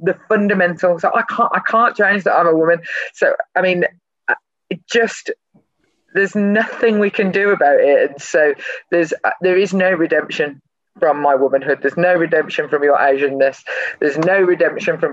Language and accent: English; Birmingham, West Midlands, United Kingdom; when I was a kid growing up in Birmingham